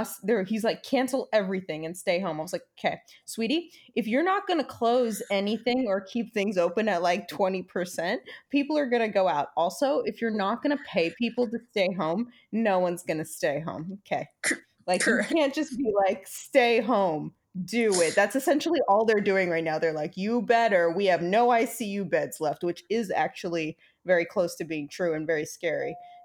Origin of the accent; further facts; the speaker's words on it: New York, United States; I feel like as a New Yorker, we get very dramatic.